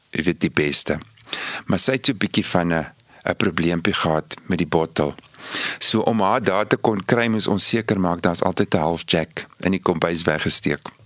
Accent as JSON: {"language": "Afrikaans", "town": "Victoria West", "region": "Northern Cape", "country": "South Africa", "tie": "born or raised there", "said": "ek het groot geword in Victoria West, klein dorpie daar in die Karoo."}